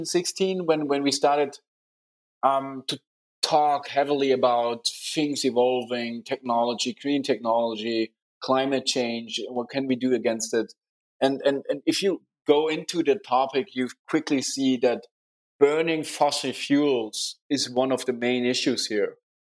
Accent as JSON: {"language": "English", "town": "Munich", "region": "Bavaria", "country": "Germany", "tie": "born or raised there", "said": "it's nice to grow up here. Very nice city, a very good, nice people, a very interesting startup hub"}